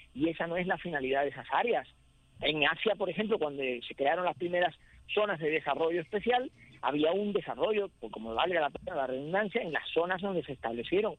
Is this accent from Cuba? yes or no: yes; Cuba; Yo que soy cubano